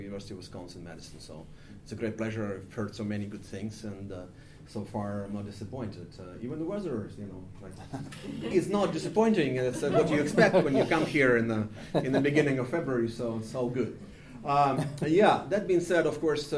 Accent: Odesa, Odesa Oblast, Ukraine; moved away as an adult; also born or lived in Western Ukraine; my hometown of Odessa on the Black Sea

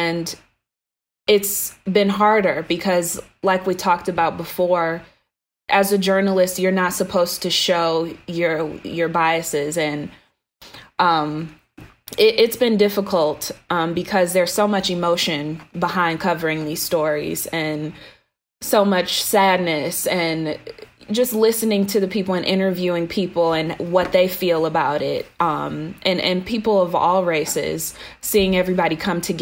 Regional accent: Detroit, Michigan, United States; Growing up in Metro Detroit

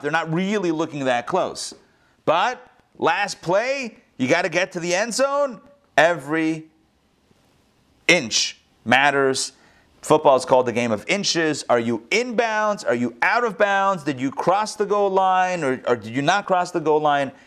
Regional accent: Pittsburgh, Pennsylvania, United States; that's where I grew up also in Pittsburgh.

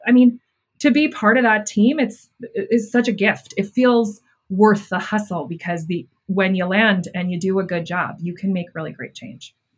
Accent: Buffalo, New York, United States; i grew up in buffalo new york

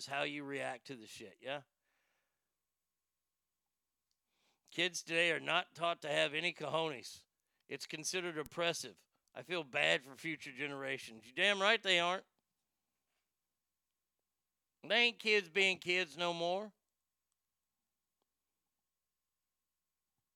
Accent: Dallas, Texas, United States; also born or lived in Garland, Texas; I was born in Garland, lived in Garland growing up until second grade. And in second grade, next 4 or 5 years, 6 years, was in Dallas and then came back to Garland

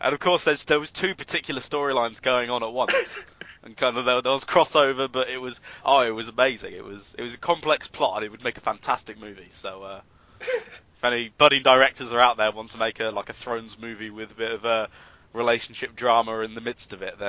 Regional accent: Brigstock, East Midlands, United Kingdom; I'm from Brigstock

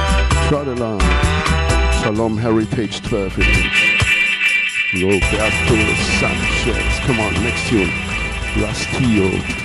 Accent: Radolfzell, Baden-Württemberg, Germany; my hometown here in Radovzal, the Lake of Constance.

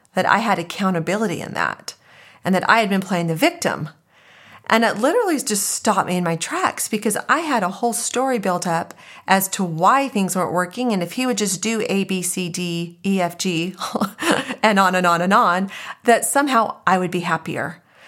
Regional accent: Arizona, United States; So I was born and raised in Arizona. I'm a native

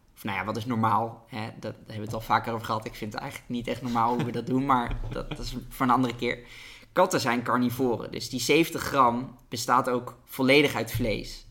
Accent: Netherlands; als Nederlander

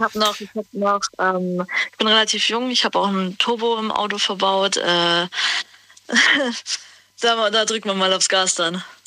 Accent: Günzburg, Bavaria, Germany; ich komme aus Günzburg.

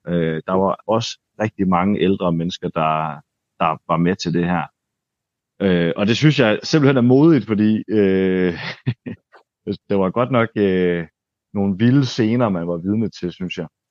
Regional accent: Denmark; nu kommer jeg her som dansker

